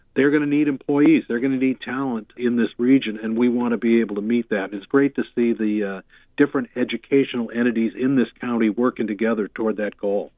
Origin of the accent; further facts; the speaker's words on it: Boston, Massachusetts, United States; now in Thousand Oaks, United States; being a kid growing up in the Boston area